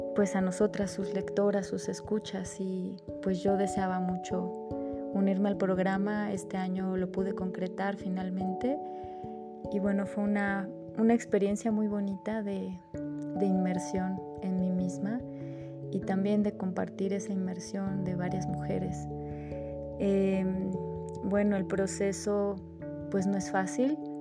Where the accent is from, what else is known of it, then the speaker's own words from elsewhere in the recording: Mexico; soy de México.